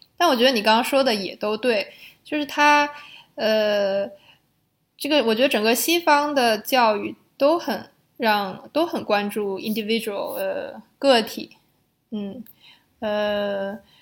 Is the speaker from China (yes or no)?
yes; China; now in Netherlands; 我们中国人